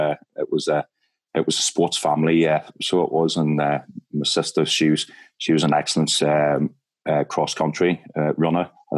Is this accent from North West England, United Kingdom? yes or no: no; Tamlaght, near Enniskillen, County Fermanagh, Northern Ireland, United Kingdom; moved away as an adult; also born or lived in Manchester, England / Denmark / Greece / Glasgow, Scotland; I live outside 5 mile town now, just in County Tyrone. Now, I was brought up in Tamla, just 3 miles outside Enniskillen.